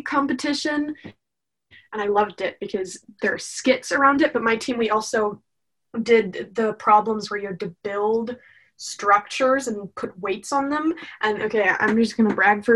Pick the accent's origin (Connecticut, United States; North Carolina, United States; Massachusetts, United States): North Carolina, United States; Raleigh; Raleigh born and raised